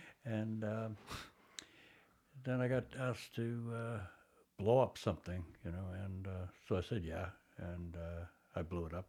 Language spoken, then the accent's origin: English; Toronto, Ontario, Canada; Basically Toronto. My family moved around a lot